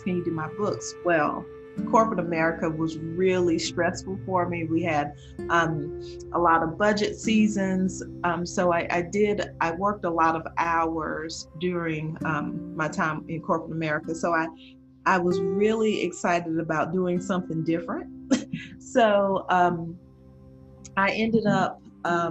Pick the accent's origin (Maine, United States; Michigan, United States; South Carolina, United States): South Carolina, United States; I am from South Carolina, and my company is D Hart Accounting